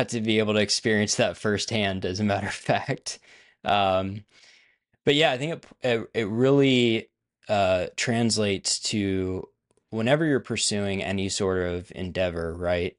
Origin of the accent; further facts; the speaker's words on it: Pennsylvania, United States; moved away as an adult; now in Nashville, United States; I grew up in Pennsylvania. So a northerner at heart. I now live in the South, so I'm in Nashville, Tennessee.